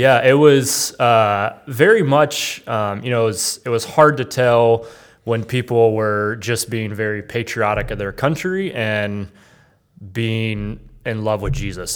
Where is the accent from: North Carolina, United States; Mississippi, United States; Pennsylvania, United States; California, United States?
North Carolina, United States; I grew up in North Carolina in kind of the, you know, the South